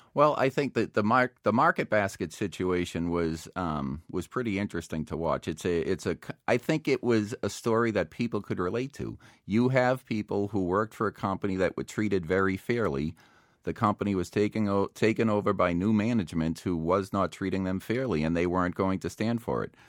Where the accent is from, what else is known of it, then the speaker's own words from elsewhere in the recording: Boston, Massachusetts, United States; now in Plymouth, United States; I grew up in South Boston. I now live down in Plymouth.